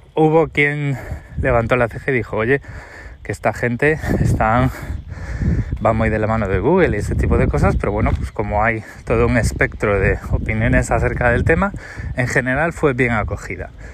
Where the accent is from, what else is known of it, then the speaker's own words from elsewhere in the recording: Spain; moved away; yo soy español, eh, he vivido en España 36 años